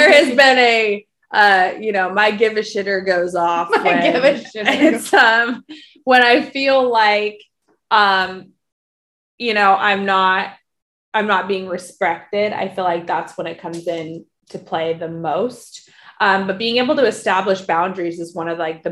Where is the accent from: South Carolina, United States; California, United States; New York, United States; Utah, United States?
Utah, United States; Salt Lake City; I'm from Salt Lake City, Utah.